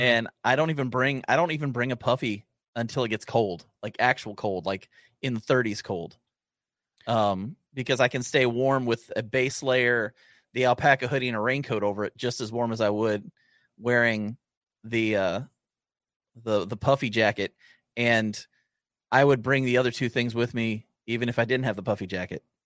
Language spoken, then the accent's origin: English; Southern Ohio, United States; I grew up in Southern Ohio